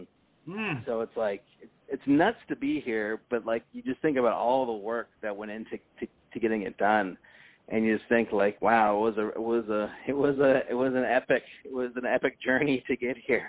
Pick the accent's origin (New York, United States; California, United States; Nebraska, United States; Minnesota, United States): California, United States; Berkeley; I grew up in Berkeley